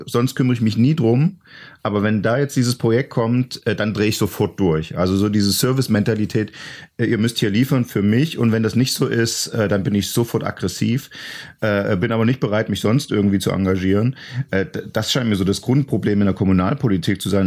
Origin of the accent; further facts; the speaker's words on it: East Germany, Germany; als Ossi